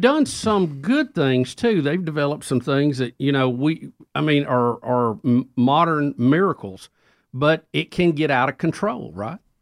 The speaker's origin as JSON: {"language": "English", "country": "United States", "said": "I'm an American. I'm a patriot"}